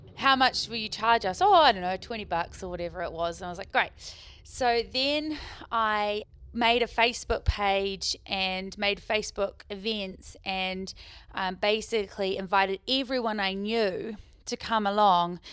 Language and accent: English; Queenstown, Otago, New Zealand; moved away as an adult; also born or lived in Dunedin / Dubai; I was born in Queenstown, grew up in Queenstown